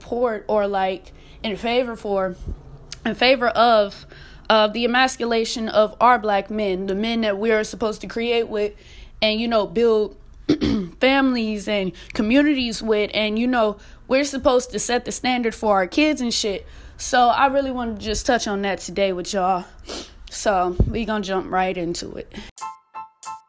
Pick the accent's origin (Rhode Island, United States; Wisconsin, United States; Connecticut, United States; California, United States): Wisconsin, United States; Milwaukee; now in Texas, United States; I'm from Milwaukee